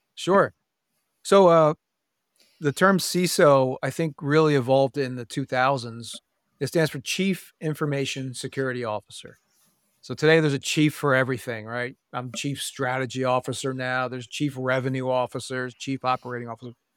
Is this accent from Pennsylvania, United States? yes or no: yes; Pennsylvania, United States; i grew up in pennsylvania